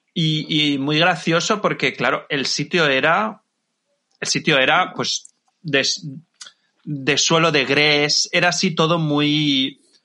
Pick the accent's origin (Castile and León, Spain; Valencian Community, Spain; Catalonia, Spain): Valencian Community, Spain; Levante; Yo soy de Levante, entonces mis discotecas pues eran lo que era eh, la zona de Alicante, Murcia y puntualmente Valencia